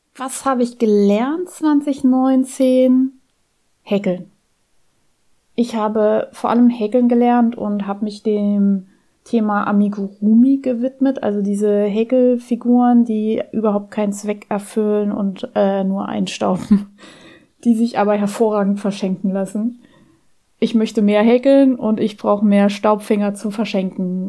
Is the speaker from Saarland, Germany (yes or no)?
yes; near Auersmacher, Saarland, Germany; moved away; Ich bin da in der Nähe aufgewachsen